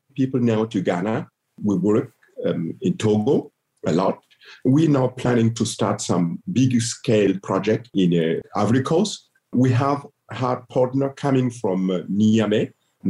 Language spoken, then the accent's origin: English; Gando, Centre-Est, Burkina Faso; moved away as an adult; also born or lived in Berlin, Germany; Gando, my hometown